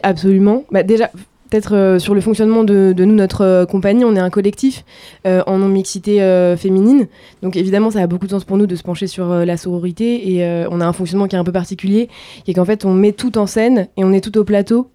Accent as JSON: {"language": "French", "area": "Var", "region": "Provence-Alpes-Côte d'Azur", "country": "France", "said": "je viens du sud de la France, du Var"}